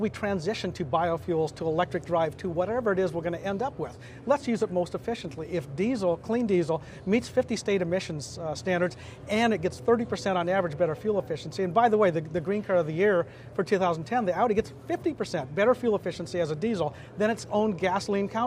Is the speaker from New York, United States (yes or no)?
no; Louisiana, United States; I'm from Louisiana.